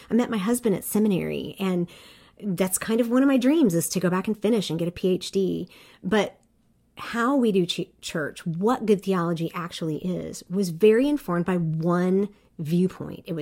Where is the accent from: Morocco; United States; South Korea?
South Korea; I grew up overseas in Korea and as a white person, I was a minority